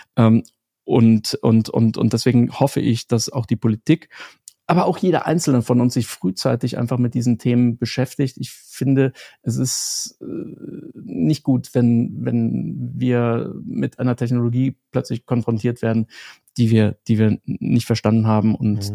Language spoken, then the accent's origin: German; Germany; moved away; bei uns in Deutschland